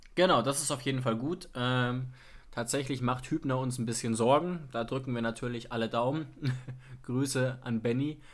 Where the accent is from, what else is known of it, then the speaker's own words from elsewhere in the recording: Germany; ich bin zufällig in Deutschland geboren